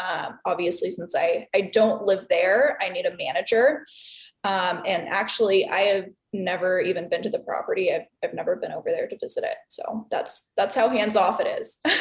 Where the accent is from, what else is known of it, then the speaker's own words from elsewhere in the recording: Southern California, United States; moved away as an adult; also born or lived in Chicago; now in Milwaukee, United States; I am originally from Southern California